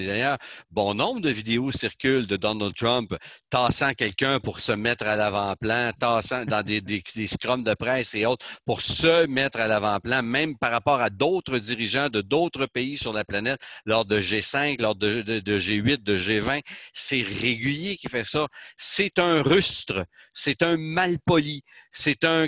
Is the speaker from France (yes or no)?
no; Canada; chez nous au Canada